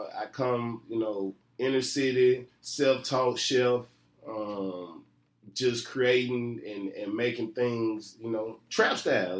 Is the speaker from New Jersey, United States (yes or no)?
no; Memphis, Tennessee, United States; I'm from Memphis, Maine.